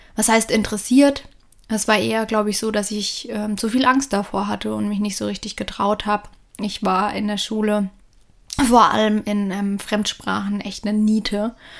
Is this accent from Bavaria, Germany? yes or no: yes; Lower Franconia, northern Bavaria, Germany; moved away as an adult; now in Australia; ich bin mit meinen Eltern, meiner älteren Schwester, viereinhalb Jahre ältere Schwester, ähm, im Norden von Bayern, im schönen Unterfranken aufgewachsen